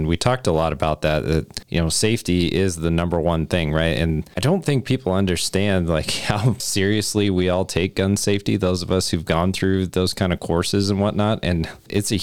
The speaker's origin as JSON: {"language": "English", "region": "Wyoming", "country": "United States", "said": "I'm from Wyoming"}